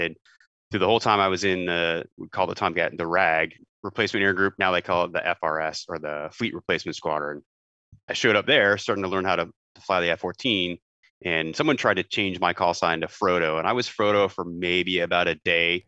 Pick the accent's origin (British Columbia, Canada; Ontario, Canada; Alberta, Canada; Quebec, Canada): Ontario, Canada; just outside of Toronto; moved away as an adult; also born or lived in Winnipeg, Canada; I grew up just outside of Toronto